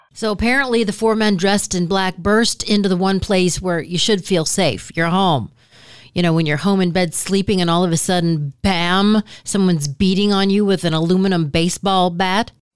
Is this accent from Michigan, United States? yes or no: yes; Michigan, United States; I'm from Michigan